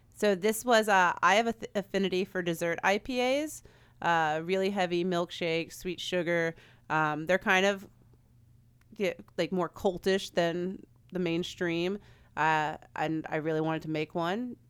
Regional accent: Frederick, Maryland, United States; moved away; I'm from Frederick, Maryland, and when I was in Frederick, I started a women's beer group

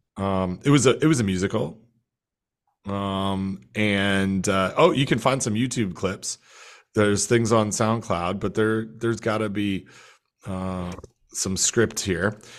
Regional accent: Canada; now in United States; my home country

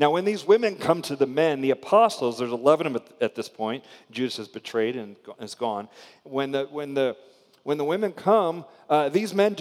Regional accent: Spring Hill, Florida, United States; I grew up in a little town in Florida called Spring Hill

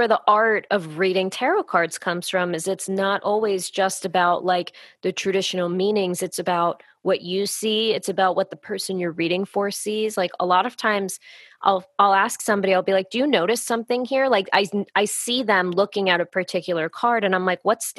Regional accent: United States; as an American

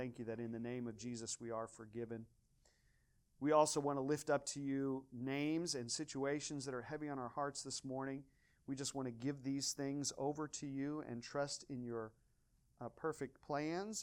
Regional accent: Washington, Missouri, United States; moved away; My hometown is Washington, Missouri

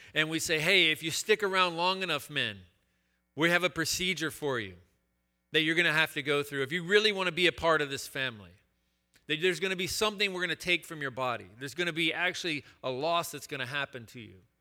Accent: Chattanooga, Tennessee, United States; I attended this boys' school in my hometown of Chattanooga, Tennessee

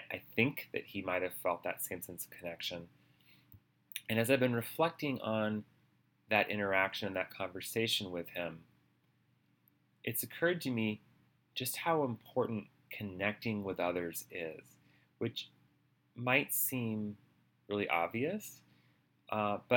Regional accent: Australia; born there; also born or lived in Minnesota / Boston; I told him that I was born in Australia and what it was like to live in Minnesota and in Boston with, you know, cold winter weather.

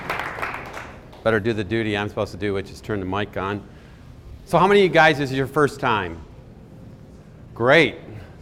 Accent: Michigan, United States; I grew up in Michigan.

